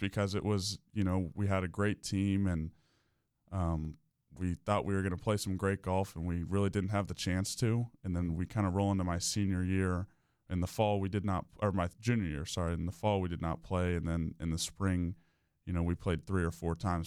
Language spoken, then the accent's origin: English; Winter Park, Florida, United States; I'm from Winter Park. I actually grew up, uh, just off of Park Avenue